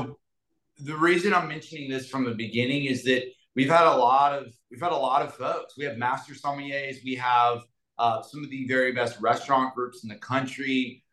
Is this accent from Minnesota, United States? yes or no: no; Galveston, Texas, United States; also born or lived in Houston; I grew up in Galveston with a lot of love, but not a lot of money